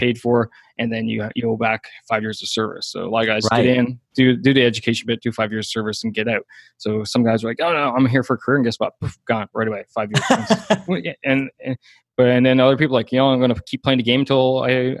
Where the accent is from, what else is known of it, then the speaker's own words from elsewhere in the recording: Newfoundland and Labrador, Canada; moved away as an adult; I'm from a super small hometown. Like, my hometown was only a couple hundred people.